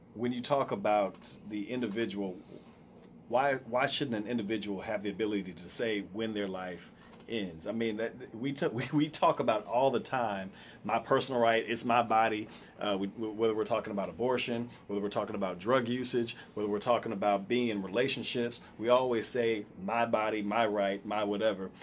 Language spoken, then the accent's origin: English; United States; we're indoctrinated, even as minorities, to have pride in being American